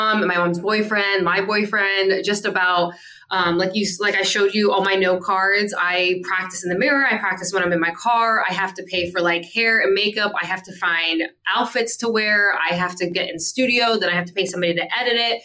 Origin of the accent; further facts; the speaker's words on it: Delaware, United States; moved away as an adult; also born or lived in San Diego; I grew up in Delaware and there just wasn't really anything for me in Delaware.